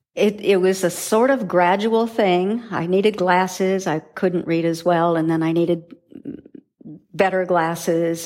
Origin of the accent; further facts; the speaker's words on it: South Dakota, United States; growing up in South Dakota in farm country